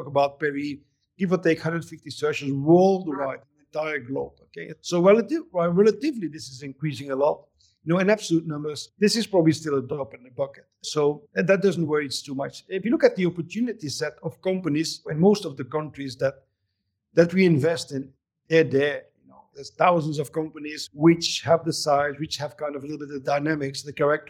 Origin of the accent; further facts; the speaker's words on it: Belgium; also born or lived in Barcelona; now in Vancouver, Canada; I'm from Belgium, but I spent most of my time between Vancouver and Barcelona.